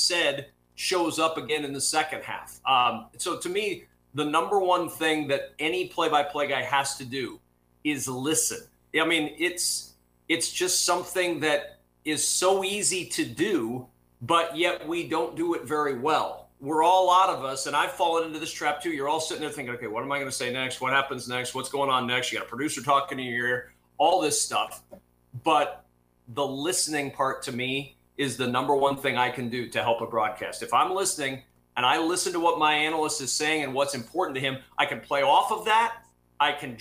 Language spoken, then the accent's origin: English; Nebraska, United States; I'm a kid from Nebraska who grew up watching games on television